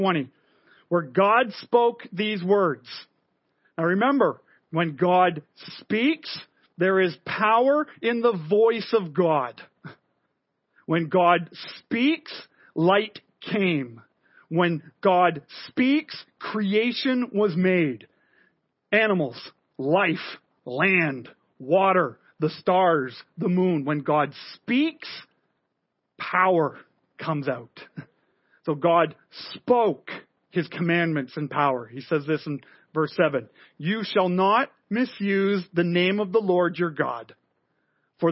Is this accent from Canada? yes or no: yes; Montreal, Quebec, Canada; moved away; I grew up in Montreal. My family is French Canadian